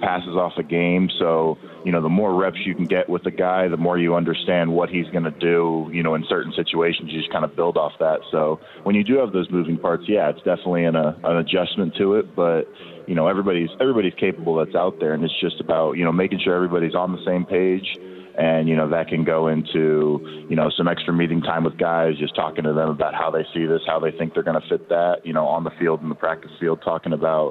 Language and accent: English; Southlake, Texas, United States; moved away as an adult; now in Seattle, United States; I grew up in South Lake for, you know, nearly all my life